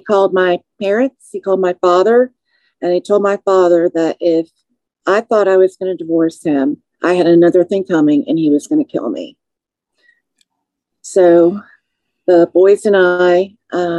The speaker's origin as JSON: {"language": "English", "town": "Naperville", "region": "Illinois", "country": "United States", "tie": "born or raised there", "moved": "as an adult", "lives_now": "Georgia, United States", "said": "I'm an Illinois native. I was raised in Naperville"}